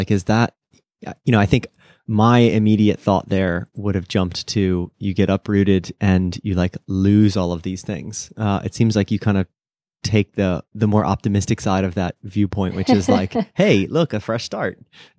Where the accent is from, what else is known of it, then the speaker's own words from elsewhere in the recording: Virginia, United States; born there; I was born in Virginia.